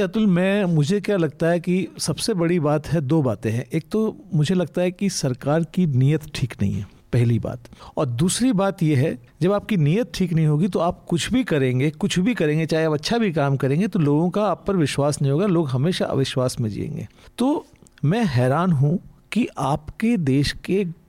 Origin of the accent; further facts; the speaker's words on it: Uttarakhand, India; मैं उत्तराखंड का रहने वाला हूँ